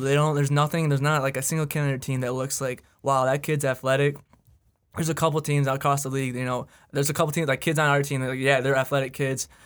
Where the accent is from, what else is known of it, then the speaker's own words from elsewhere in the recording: Sterling Heights, Michigan, United States; I am straight down the road from in Sterling Heights, Michigan.